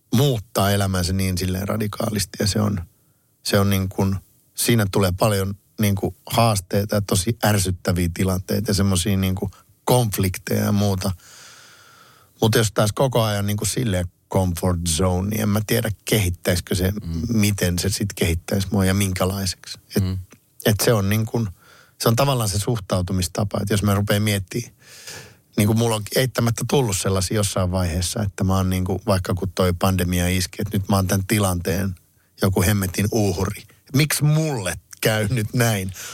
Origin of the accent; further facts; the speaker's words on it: Kouvola, Kymenlaakso, Finland; mä oon itse Kouvolasta kotosi